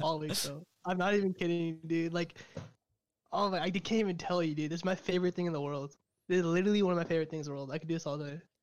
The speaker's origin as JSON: {"language": "English", "town": "Fresno", "region": "California", "country": "United States", "tie": "born or raised there", "also_born_or_lived": "Caruthers, California", "said": "I'm from California, originally from Fresno, California, which is like the direct middle of California, so it's like in between LA and San Francisco. Um, I grew up there most of my life"}